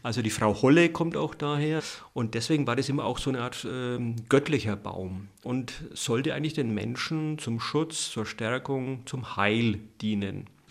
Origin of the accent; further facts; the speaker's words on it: Dachsbach, Bavaria, Germany; Als ich geboren wurde im Jahr 1961 auf dem Bauernhof, der frisch gebaut war, also so ein Aussiedlerhof in Dachsbach im Eischgrund